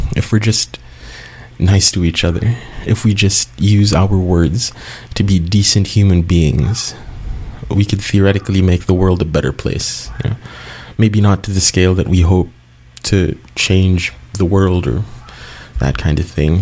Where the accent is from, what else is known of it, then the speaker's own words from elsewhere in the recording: Cebu City, Central Visayas, Philippines; Cebu um, in 2013, my hometown